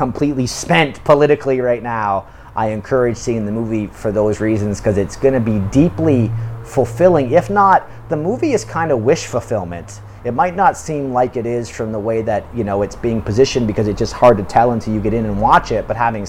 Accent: United Kingdom; now in South Korea; You know, but I'm British and I'm living in South Korea

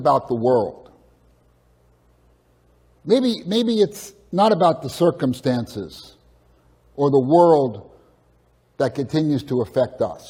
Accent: Edison, New Jersey, United States; moved away; I grew up in Edison, which isn't too far away

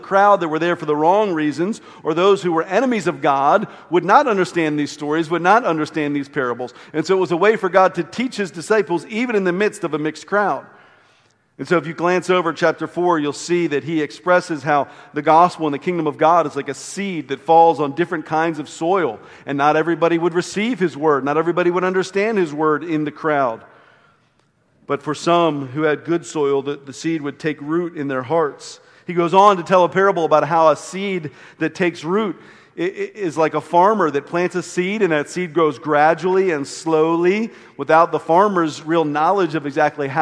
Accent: Maryland, United States; growing up on the Chesapeake Bay

